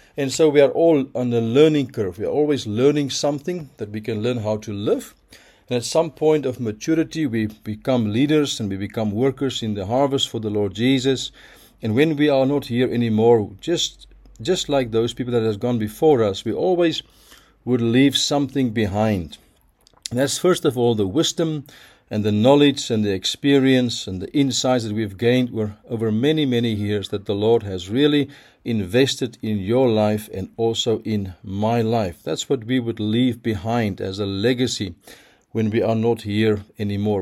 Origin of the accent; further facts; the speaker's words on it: Pretoria, Gauteng, South Africa; my hometown, Pretoria